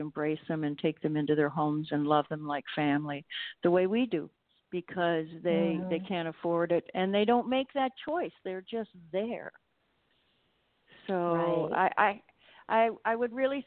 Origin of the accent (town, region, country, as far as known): Toronto, Ontario, Canada; born or raised there; moved away as an adult; now in Mexico